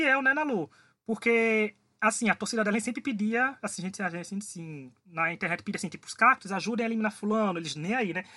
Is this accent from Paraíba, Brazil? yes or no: yes; Paraíba, Brazil; Eu, como nordestino, como paraibano, tô adorando aqui